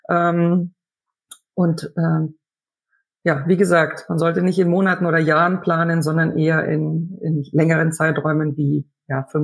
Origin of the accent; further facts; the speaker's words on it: Germany; als Deutscher kann ich zum Beispiel schon viel in deutschen Zeitungen oder im Internet über deutsche Unternehmen äh, erfahren und ich verstehe es auch besser.